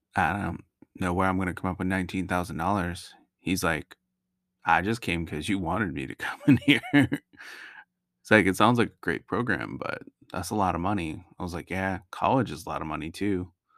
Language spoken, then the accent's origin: English; Naugatuck Valley, Connecticut, United States; moved away as an adult; also born or lived in Augusta, Georgia; I grew up in that area, lived there for twenty years